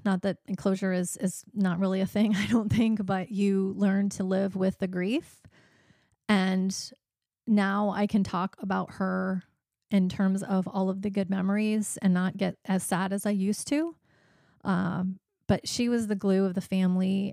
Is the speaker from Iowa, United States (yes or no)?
yes; Monticello, Iowa, United States; moved away as an adult; I grew up in Monticello, Iowa, which is a small town in east central Iowa, and, uh, lived there until I was about twenty years old.